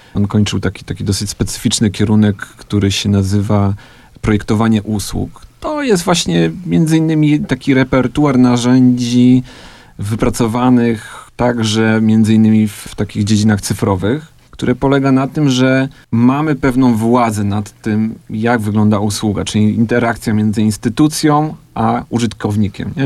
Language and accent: Polish; Andrychów, Lesser Poland, Poland; wychowałem się w Andrychowie